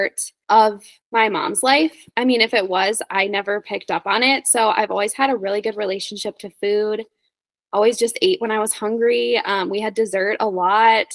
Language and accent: English; Wisconsin, United States; moved away as an adult; also born or lived in South Dakota / North Dakota; now in Boise, United States; I was born in South Dakota, but I lived most of my life in Wisconsin, Midwest gal